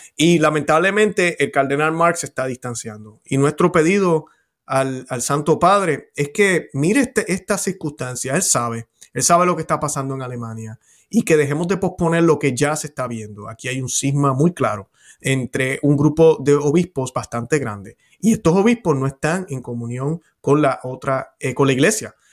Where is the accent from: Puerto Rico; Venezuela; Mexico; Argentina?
Puerto Rico; Yo como puertorriqueño